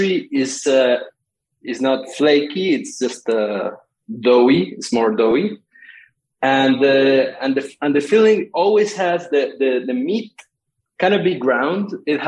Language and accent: English; Argentina